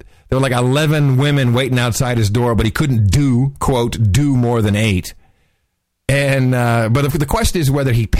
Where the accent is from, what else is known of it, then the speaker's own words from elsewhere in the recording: Netherlands; moved away; growing up in Gitmo Nation Lowlands, we had two channels when I was a kid